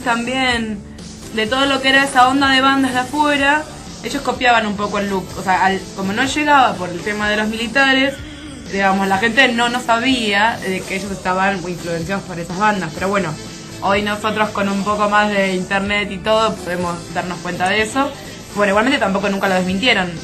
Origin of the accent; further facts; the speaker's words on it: Buenos Aires, Argentina; Yo soy de Parque Patricio